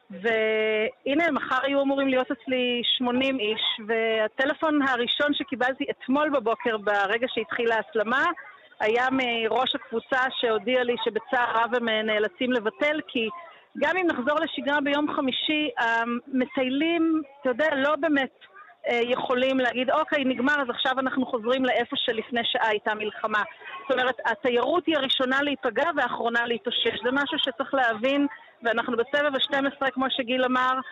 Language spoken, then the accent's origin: Hebrew; Yad Mordechai, Southern District, Israel; אני נולדתי ביד מרדכי, אני גדלתי ביד מרדכי